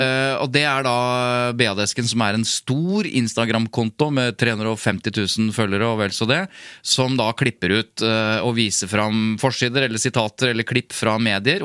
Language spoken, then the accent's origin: Norwegian; Jevnaker, Innlandet, Norway; Jevnaker, der jeg er fra